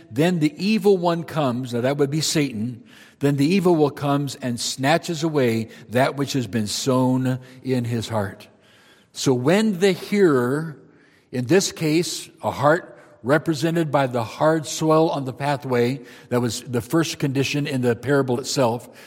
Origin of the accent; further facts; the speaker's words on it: Marshalltown, Iowa, United States; I grew up in Iowa